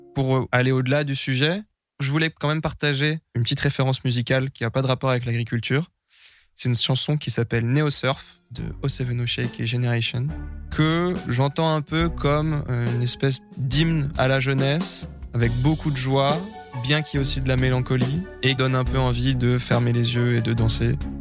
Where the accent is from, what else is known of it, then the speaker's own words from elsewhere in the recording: Brie, Île-de-France, France; J'ai grandi dans la Brie, une grande plaine à l'est de Paris